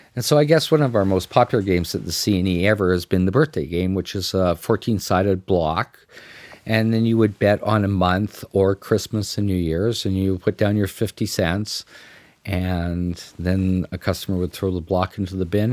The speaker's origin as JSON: {"language": "English", "country": "Canada", "said": "us as Canadians"}